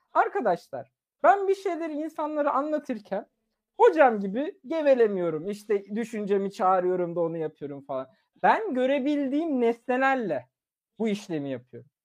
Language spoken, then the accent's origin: Turkish; Turkey; Turkish is a second language; moved away; also born or lived in Germany; çok küçük yaşta yaklaşık 4 ya da 3 yaşındayken Türkiye'ye geldim ve Türkiye'de Türkçe öğrendim